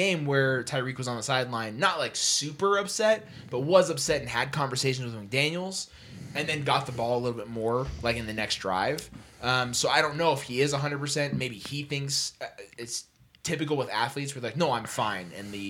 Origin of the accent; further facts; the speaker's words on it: Charlotte, North Carolina, United States; I don't know if you're aware, I'm from Charlotte.